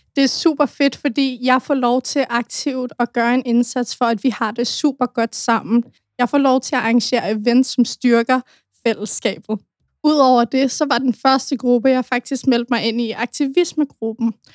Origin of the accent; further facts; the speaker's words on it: Denmark; Jeg er oprindeligt fra Marokko, men er født og opvokset i Danmark